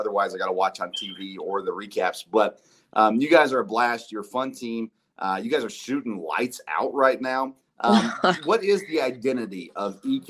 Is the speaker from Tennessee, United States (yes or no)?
yes; Tennessee, United States; I grew up in Tennessee, and so I grew up idolizing Pat Summitt.